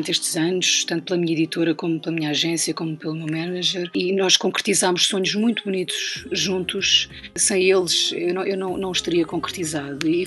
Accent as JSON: {"language": "Portuguese", "region": "Ribatejo", "country": "Portugal", "tie": "born there", "said": "e por isso é que eu nasci no Ribatejo e o meu irmão, por exemplo, nasceu em Paredes, ao lado do Porto."}